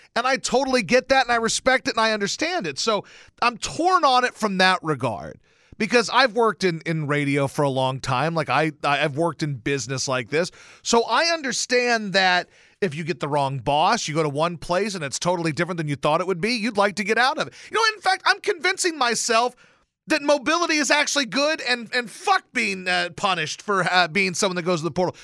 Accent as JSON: {"language": "English", "region": "Louisiana", "country": "United States", "tie": "born or raised there", "said": "I grew up in Louisiana"}